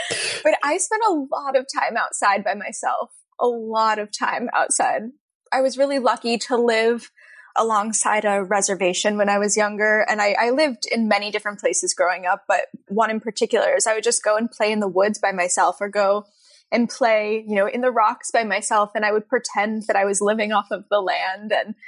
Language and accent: English; New York, United States; also born or lived in Texas; I was born in New York City. And then I moved I lived in Texas for a little while randomly, and then I moved back to Westchester in New York and lived a bunch of different places there.